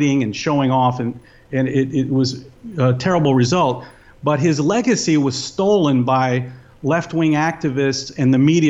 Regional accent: East Tennessee, United States; I grew up in Tennessee, East Tennessee, in the 80s

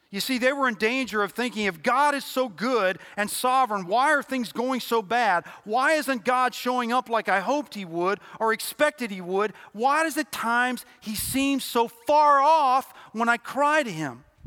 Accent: Louisville, Kentucky, United States; moved away as an adult; also born or lived in Cincinnati, Ohio / Nashville, Tennessee / East Tennessee; very quickly after I was born, nine months, we moved to Louisville, Kentucky, where I grew up.

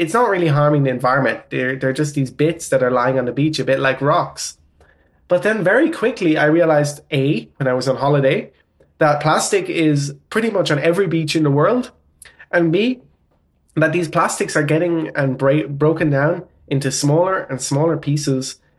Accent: Ireland; accent: Irish; now in Netherlands; I'm Irish. I have German and Portuguese parents, but grew up in Ireland. And yeah, I live in the Netherlands.

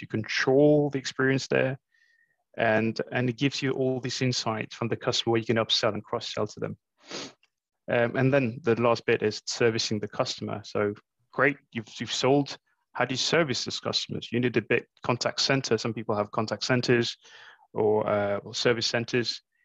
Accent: Mauritius; moved away as an adult; now in London, United Kingdom; I grew up in Mauritius, uh, so my first couple of jobs were in Mauritius

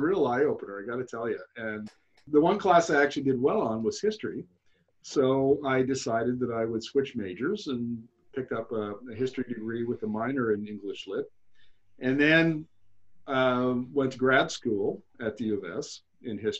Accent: Nelson River, northern Manitoba, Canada; moved away as an adult; also born or lived in Alberta / Saskatchewan; north of Winnipeg, just south of Churchill. When that's on the Nelson River, where Manitoba Hydro builds all its dams, and where I spent 1971 to 1979, all my formative teen years

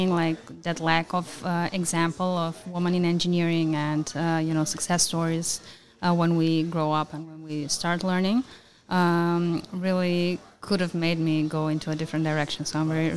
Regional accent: North Macedonia; I come from Macedonia

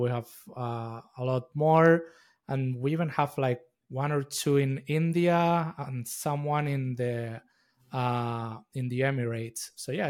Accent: Madrid, Community of Madrid, Spain; also born or lived in United States; yeah, I'm originally from Madrid. I spent the past 15 years in the U.S., and I just came back a few months ago.

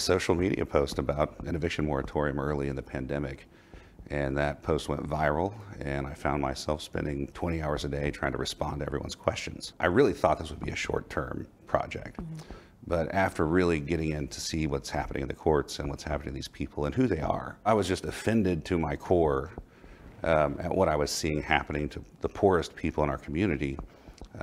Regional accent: Oklahoma, United States; now in Dallas, United States; I grew up in Oklahoma in a very conservative

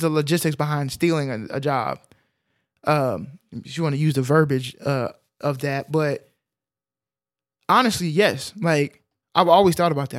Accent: Texas, United States; we grew up in Texas

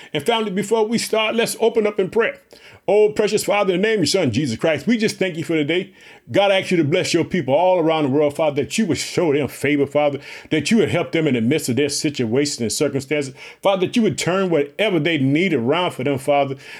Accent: Illinois, United States; also born or lived in Chicago; Illinois, which is my home state. I reside in the city of Chicago, the Jet.

